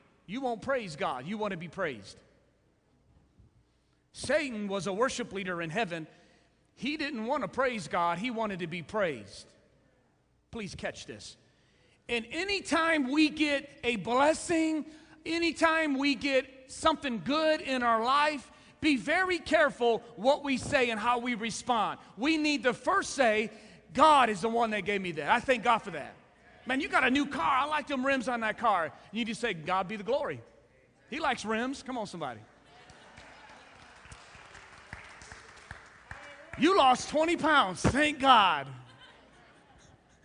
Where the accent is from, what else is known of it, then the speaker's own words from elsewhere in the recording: Ecorse, Michigan, United States; also born or lived in Melvindale, Michigan; I grew up in Ecorse